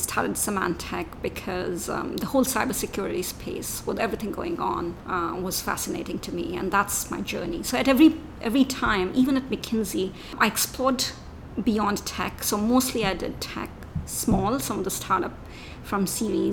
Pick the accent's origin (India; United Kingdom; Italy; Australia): India; moved away; I grew up in India